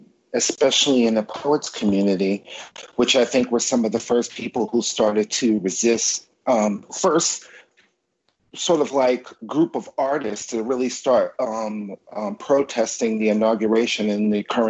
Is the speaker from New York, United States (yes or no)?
yes; New York City, New York, United States; I'm a New Yorker, absolutely. Went away to college in upstate New York. I'm back here, and I love New York.